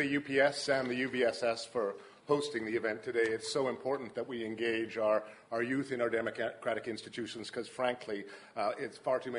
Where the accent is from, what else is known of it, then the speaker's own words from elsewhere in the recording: Victoria, British Columbia, Canada; also born or lived in Montreal; I live now in Gordon Head and have coached soccer there for many, many years. This is my home. This is where I was born. This is where I grew up. This is where my children were born. This is where my wife was born.